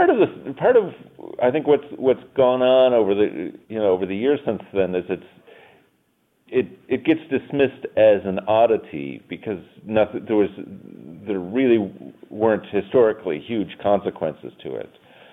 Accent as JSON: {"language": "English", "town": "Town Line", "region": "New York", "country": "United States", "tie": "born or raised there", "said": "And I talk about Town Line and the secession, and they would always ask, why? Why would a northern town secede? So I started one day. I started researching, and I typed in my old address."}